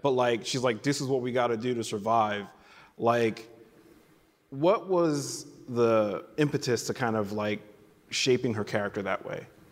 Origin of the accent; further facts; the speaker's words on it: New York City, New York, United States; I grew up in New York City